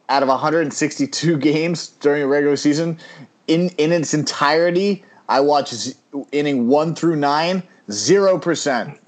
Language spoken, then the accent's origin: English; New York, United States; I'm a New Yorker